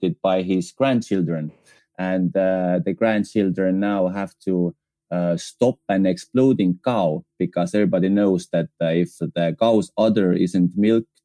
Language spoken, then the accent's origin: English; Estonia; English is a second language; We are from Eastern Europe